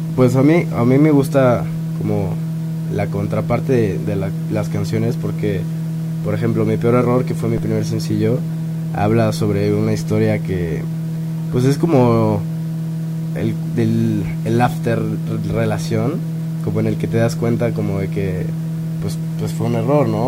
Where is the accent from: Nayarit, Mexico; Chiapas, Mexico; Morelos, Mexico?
Morelos, Mexico; Cuernavaca; moved away as an adult; now in Mexico City, Mexico; yo soy de Cuernavaca, viví allá toda mi vida